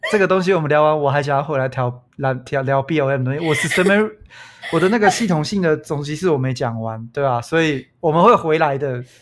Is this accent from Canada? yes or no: yes; Canada; 身为加拿大人